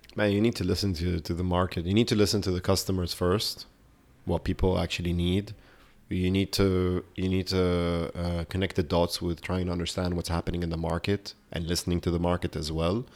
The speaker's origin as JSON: {"language": "English", "town": "Beirut", "region": "Beirut Governorate", "country": "Lebanon", "tie": "born or raised there", "moved": "yes", "lives_now": "London, United Kingdom", "said": "I grew up in Beirut"}